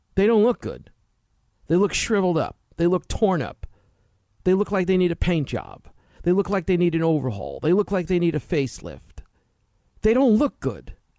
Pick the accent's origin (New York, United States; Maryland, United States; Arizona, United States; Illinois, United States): New York, United States; I grew up in New York in, in the sixties, seventies, and eighties